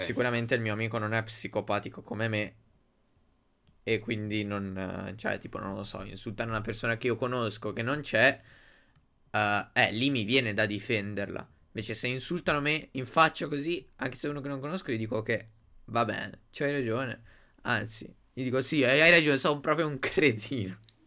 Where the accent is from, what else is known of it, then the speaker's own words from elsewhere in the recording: Italy; noi italiani che siamo il paese di ladri per eccellenza